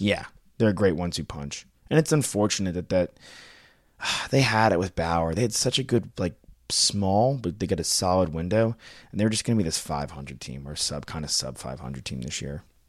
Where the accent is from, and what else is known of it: Long Island, New York, United States; born or raised there